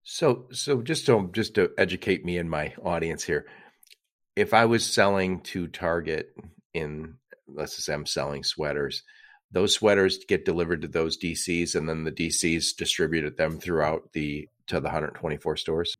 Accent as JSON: {"language": "English", "town": "Detroit", "region": "Michigan", "country": "United States", "said": "I'm from the Detroit area"}